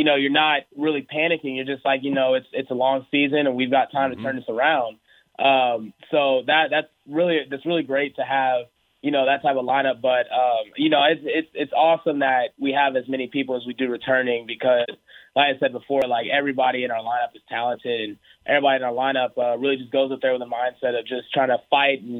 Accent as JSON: {"language": "English", "town": "Houston", "region": "Texas", "country": "United States", "tie": "born or raised there", "also_born_or_lived": "Oklahoma", "said": "I was born in Oklahoma, lived in Oklahoma for about 3 years, and then moved down to Houston after"}